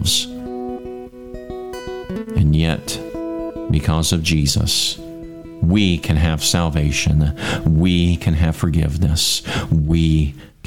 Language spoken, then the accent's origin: English; United States; being as an American